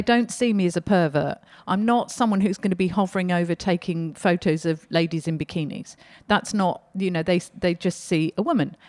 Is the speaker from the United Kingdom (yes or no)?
no; Australia; we're Australian.